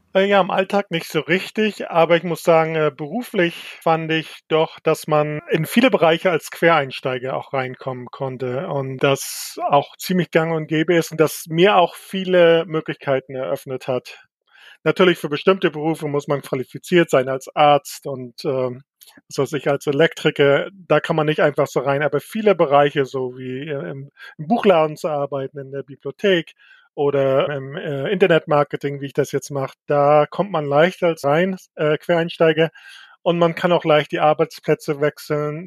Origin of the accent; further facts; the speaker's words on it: Mecklenburg-Vorpommern, Germany; now in Chicago, United States; Mecklenburg ist auch immer noch meine Heimat